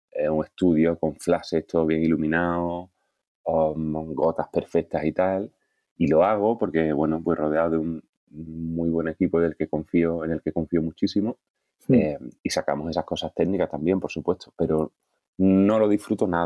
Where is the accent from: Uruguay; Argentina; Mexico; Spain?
Spain; Cádiz, Andalusia; moved away as an adult; now in Madrid, Spain; nací en Cádiz. Eh, hemos vivido mi familia en muchos sitios Em, pero, y luego volví a Cádiz ya con, como con 13 o así. Y hasta los 35, o que me vine a Madrid, 34, 35.